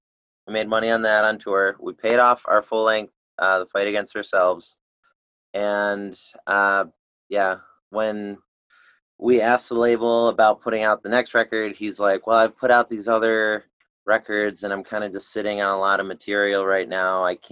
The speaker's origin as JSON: {"language": "English", "town": "Buffalo", "region": "New York", "country": "United States", "said": "you know, we're from Buffalo, and there's a lot of different crises from here."}